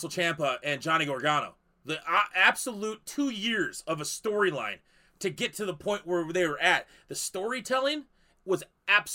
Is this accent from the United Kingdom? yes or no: no; South Dakota, United States; from my home state